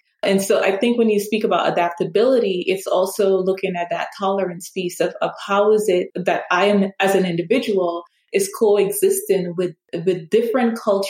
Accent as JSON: {"language": "English", "region": "New York", "country": "United States", "tie": "born or raised there", "said": "And have pretty much grown up here. So everything that I know is based on my lived experience as a New Yorker"}